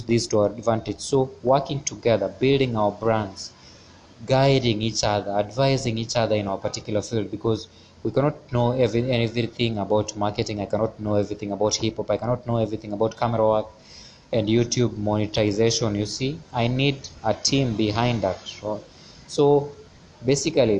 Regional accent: Kenya; as a Kenyan artist, as a Kenyan creative.

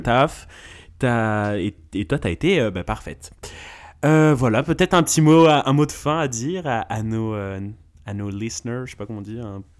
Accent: the South, France; je viens du Sud

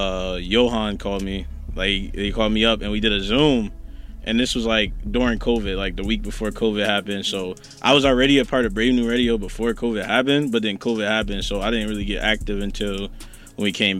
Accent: Newark, New Jersey, United States; born and raised in Newark, New Jersey.

